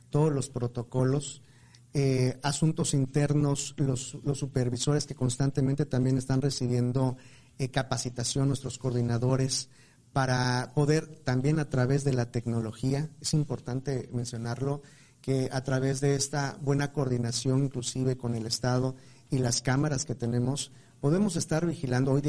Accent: Mexico; hace mucho daño y nos hace daño a nosotros como mexicanos, ¿no?

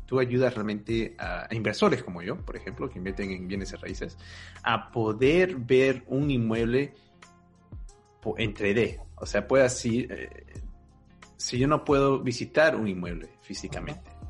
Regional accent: Peru; now in Germany; yo, soy de Perú y no estoy viviendo en Perú, yo estoy viviendo en Alemania.

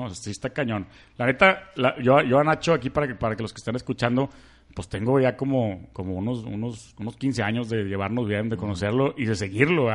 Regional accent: Monterrey, Nuevo León, Mexico; soy de Monterrey, soy súper fan de Jaguars, tengo 30 años

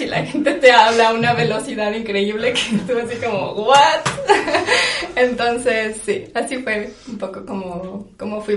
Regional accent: Zacatecas, Mexico; moved away as an adult; now in Amsterdam, Netherlands; soy zacatecana de toda la vida. Aquí viví, aquí crecí

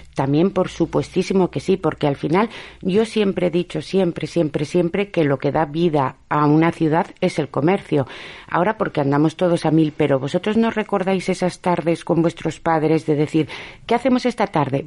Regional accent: Basque Country, Spain; now in Avilés, Spain; yo soy vasca

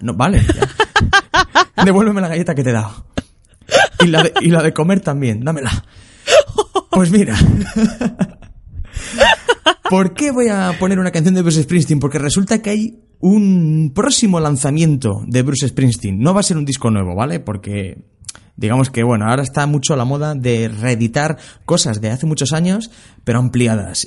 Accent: Linares, Andalusia, Spain; moved away; de mi casa, en Linares, cuando yo vivía en Linares

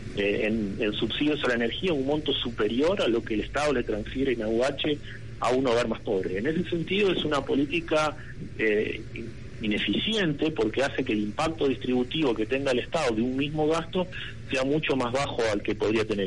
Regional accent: Argentina

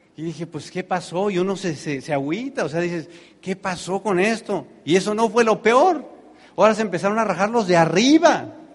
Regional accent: Tenancingo, State of Mexico, Mexico; born or raised there; moved away

